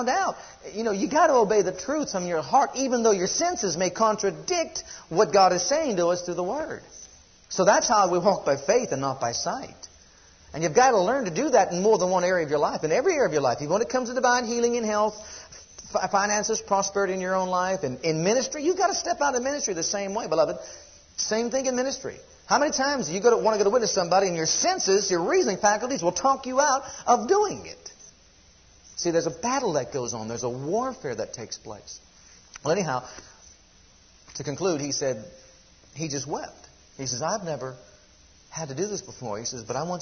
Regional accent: United States; As American citizens

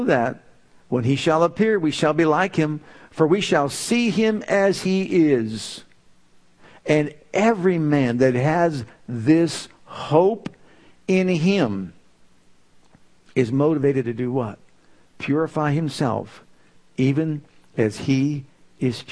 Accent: Youngstown, Ohio, United States; moved away as an adult; also born or lived in Tulsa, Oklahoma; When I was called to leave my hometown of Youngstown to go to Tulsa, Oklahoma

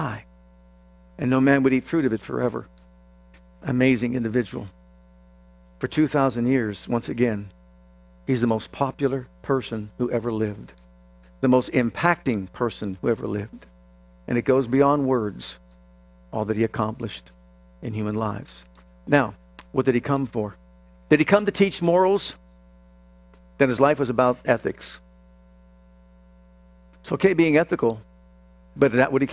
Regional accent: Youngstown, Ohio, United States; I was born in Youngstown, Ohio at Northside Hospital

